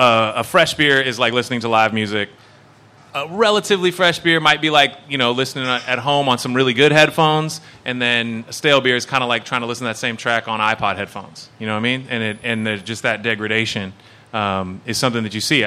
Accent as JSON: {"language": "English", "town": "Petaluma", "region": "California", "country": "United States", "said": "I'm from Petaluma"}